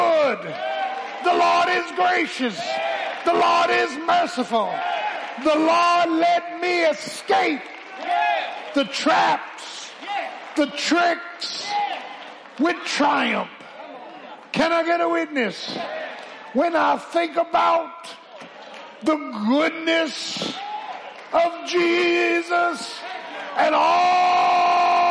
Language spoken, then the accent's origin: English; Philadelphia, Pennsylvania, United States; When I grew up in South Philly